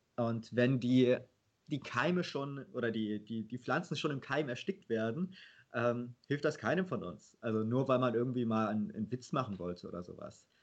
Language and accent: German; Leverkusen, North Rhine-Westphalia, Germany; ich bin in Leverkusen aufgewachsen